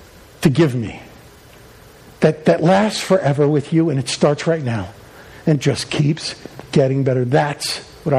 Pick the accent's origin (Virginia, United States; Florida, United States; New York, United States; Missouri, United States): New York, United States; Long Island; I grew up on Long Island